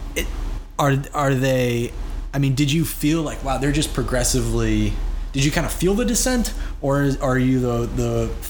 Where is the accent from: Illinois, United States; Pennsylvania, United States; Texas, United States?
Illinois, United States; Chicago; I'm from Chicago